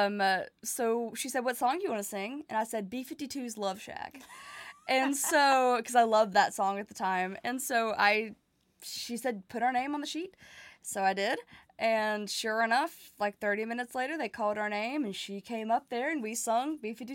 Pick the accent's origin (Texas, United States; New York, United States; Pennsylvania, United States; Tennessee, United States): Tennessee, United States; Nashville; I was born and raised here in Nashville, Tennessee